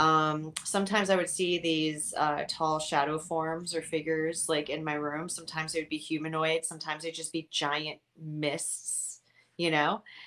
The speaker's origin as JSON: {"language": "English", "town": "Miami", "region": "Florida", "country": "United States", "tie": "born or raised there", "also_born_or_lived": "California", "moved": "as an adult", "said": "I'm from Miami, Florida. I grew up here, um, but then I left in my very, very wee 20s over to um, California"}